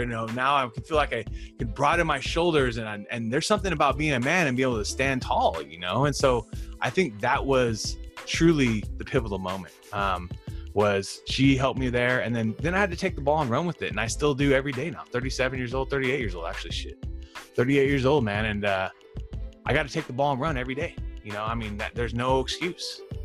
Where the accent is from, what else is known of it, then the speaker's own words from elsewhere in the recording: Fresno, California, United States; I'm from Fresno